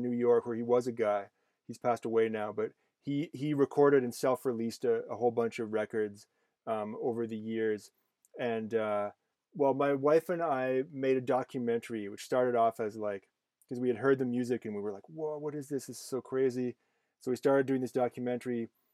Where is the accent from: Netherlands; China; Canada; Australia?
Canada; I'm Canadian